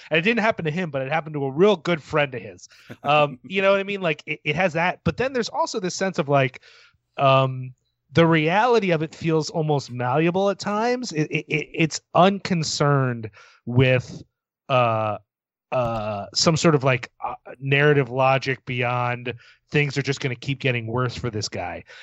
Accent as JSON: {"language": "English", "town": "Philadelphia", "region": "Pennsylvania", "country": "United States", "tie": "born or raised there", "said": "my hometown of Philadelphia"}